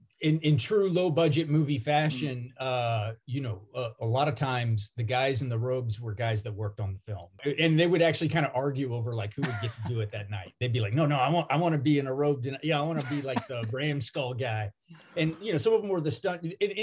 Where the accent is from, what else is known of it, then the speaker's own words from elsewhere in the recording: the South, United States; We grew up in the South